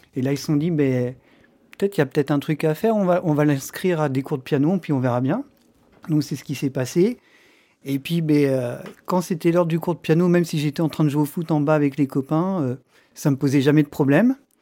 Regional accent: France; en tant que Français

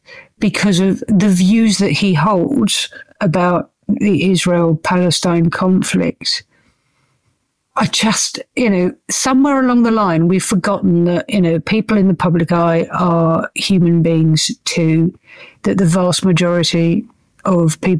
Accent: United Kingdom; we are British

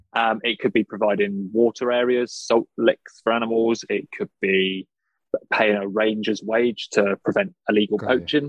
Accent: United Kingdom; I'm British

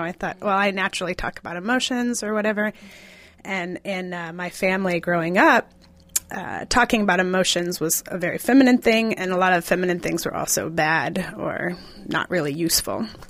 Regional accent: Kansas, United States; now in Seattle, United States; I am from Kansas originally, and I've been living in Seattle for thirteen years.

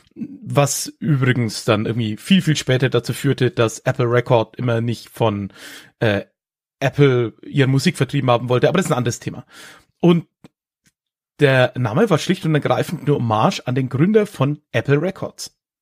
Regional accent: Höchstadt an der Aisch, Bavaria, Germany; also born or lived in Erlangen; die äh, Region Höchstadt, in der ich, ja, wie es der Kollege am Anfang gesagt hat, groß geworden bin

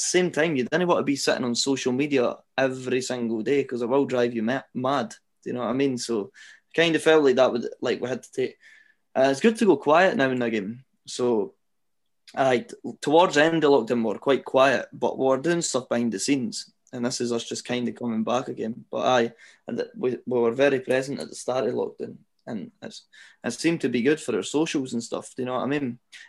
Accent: Scotland, United Kingdom; it's good being Scottish now, because like you say, the Scottish scene is thriving

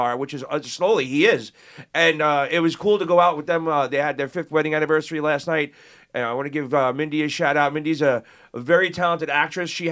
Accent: New York City, New York, United States; growing up in Brooklyn and Queens

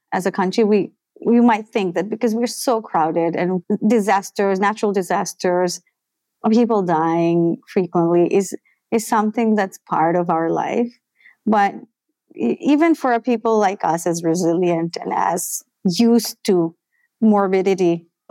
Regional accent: Dhaka, Dhaka Division, Bangladesh; I'm born and bred in Dhaka, totally Bangladeshi

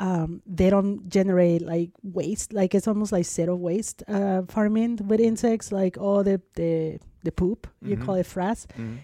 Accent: Mexico City, Mexico; I'm from Mexico, I grew up in Mexico City, and Mexico is one of the leaders on edible insects.

